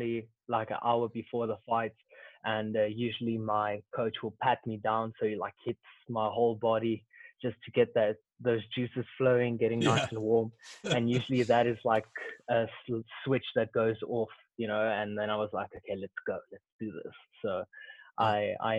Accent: Pretoria, Gauteng, South Africa; I grew up in Pretoria, South Africa

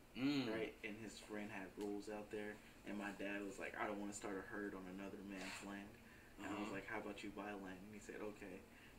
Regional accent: Dallas, Texas, United States; I was born and raised in Dallas in high school. I went to a school out in Seagoville, right?

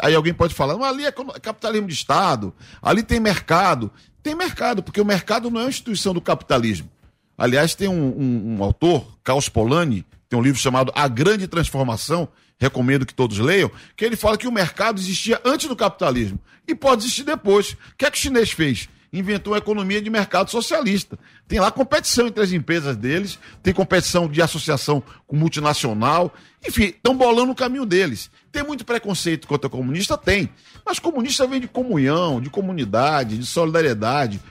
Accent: Bahia, Brazil; now in São Paulo, Brazil; eu sou baiano, estou aqui

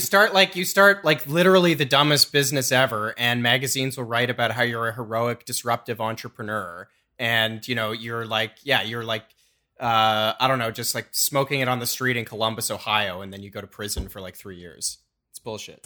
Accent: rural Southwest Ontario, Canada; I grew up in Southwest Ontario, like rural Southwest Ontario

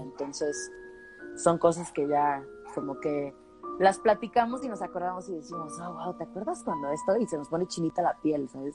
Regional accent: Guadalajara, Jalisco, Mexico; yo soy de Guadalajara

